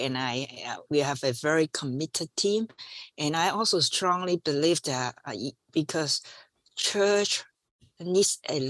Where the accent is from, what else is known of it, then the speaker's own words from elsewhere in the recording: Hong Kong; English is a second language; also born or lived in Washington, D.C., United States; And then all this experience, and I when I finished, I just went back home, Hong Kong to work.